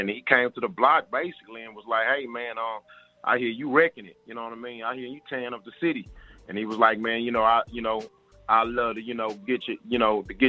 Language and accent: English; Houston, Texas, United States; I'm from Houston, Texas